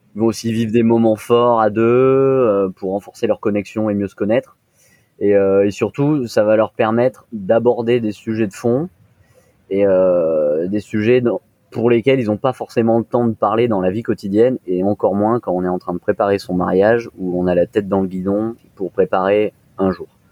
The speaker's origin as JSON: {"language": "French", "town": "Nice", "region": "Provence-Alpes-Côte d'Azur", "country": "France", "also_born_or_lived": "Lyon", "moved": "yes", "said": "je suis d'origine de Nice"}